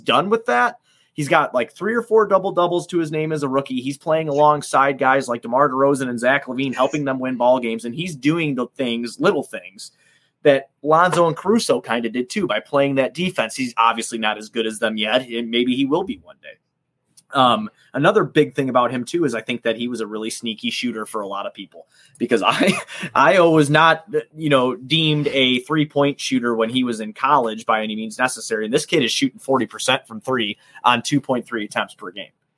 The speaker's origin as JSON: {"language": "English", "town": "Chicago", "region": "Illinois", "country": "United States", "said": "I'm from the South Side"}